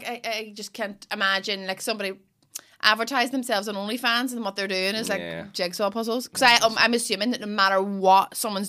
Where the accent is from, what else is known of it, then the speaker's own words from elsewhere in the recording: Derry, Northern Ireland, United Kingdom; accent: Derry; my accent's from Derry.